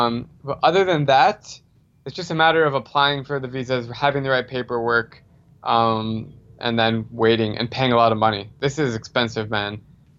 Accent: Arizona, United States; moved away as an adult; also born or lived in Wisconsin / South Korea; I grew up in Arizona, but just went to school in Wisconsin.

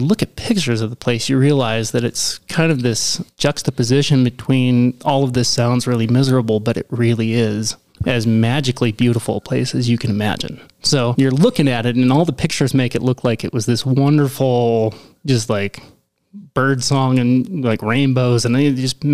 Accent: Grangeville, Idaho, United States; I said Idaho.

